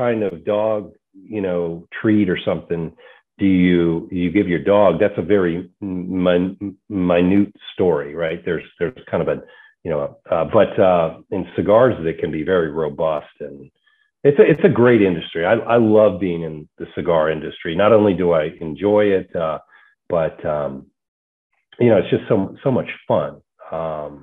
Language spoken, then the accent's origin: English; Northern Virginia, United States; moved away as an adult; also born or lived in Kentucky / Atlanta / Oregon / Pittsburgh; now in Richmond, United States; I grew up in Northern Virginia and then was in Kentucky for a little bit, Atlanta, Oregon, and Pittsburgh most recently